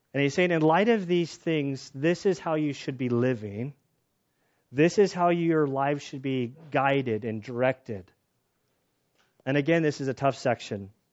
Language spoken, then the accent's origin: English; United States; we as American Christians